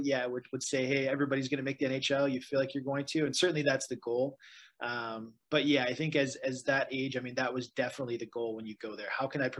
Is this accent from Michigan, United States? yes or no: yes; Detroit, Michigan, United States; growing up in Detroit, just being a Red Wings fan, you know, growing up like through the mid 90s